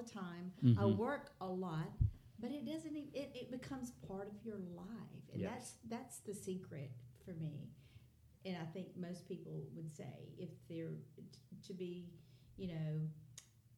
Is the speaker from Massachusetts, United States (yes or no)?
no; Rome, Georgia, United States; now in Dalton, United States; We did move away when I was 3 weeks old to Rome